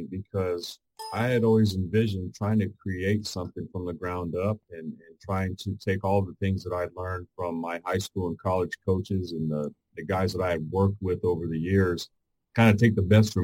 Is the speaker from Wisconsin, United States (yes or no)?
no; El Paso, Texas, United States; I grew up in Northeast El Paso in the 80s and 90s